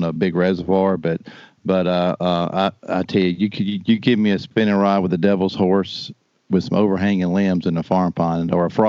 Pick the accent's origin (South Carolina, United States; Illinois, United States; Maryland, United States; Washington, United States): South Carolina, United States; I'm from South Carolina